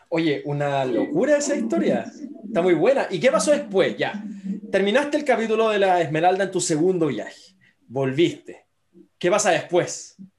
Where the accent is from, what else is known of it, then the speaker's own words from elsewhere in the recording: Viña del Mar, Valparaíso, Chile; yo que crecí en Viña del Mar